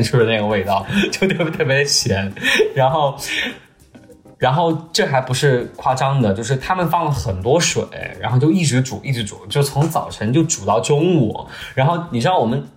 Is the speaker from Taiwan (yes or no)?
no; China; 然后我作为中国人，对吧？